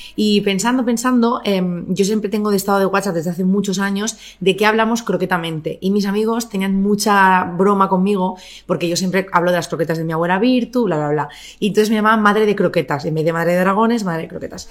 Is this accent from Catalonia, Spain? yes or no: yes; Barcelona, Catalonia, Spain; moved away as an adult; also born or lived in Murcia; yo nací en Barcelona, eh, crecí en Barcelona hasta los 24